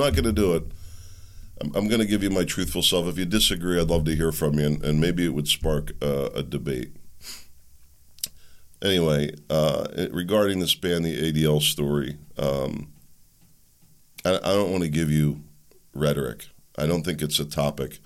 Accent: United States; I'm an American first

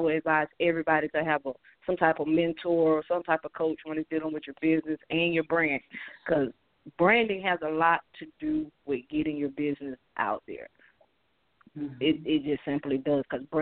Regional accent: St. Petersburg, Florida, United States; also born or lived in Adel, Georgia; now in Albany, United States; I was born in St. Petersburg, Florida. My roots are from Adel, Georgia. I'm located in Albany, Georgia.

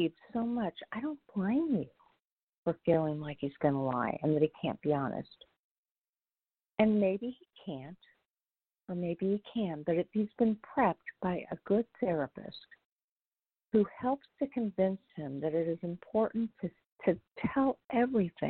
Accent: Indianapolis, Indiana, United States; I'm from Indianapolis

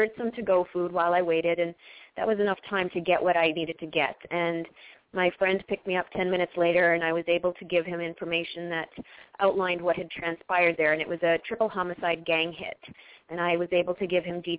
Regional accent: Canada; now in Los Angeles, United States; my hometown in Canada

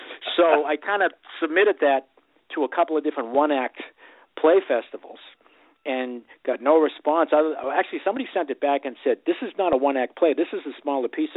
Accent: Boston, Massachusetts, United States; growing up in Southie

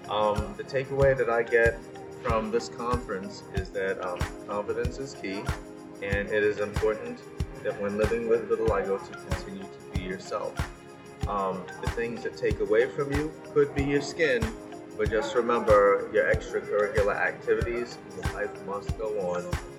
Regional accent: New York City, New York, United States; I'm from New York City

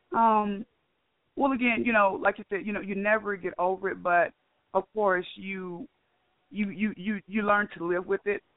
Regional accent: Okmulgee, Oklahoma, United States; now in Waco, United States; I'm from Okmulgee, Oklahoma

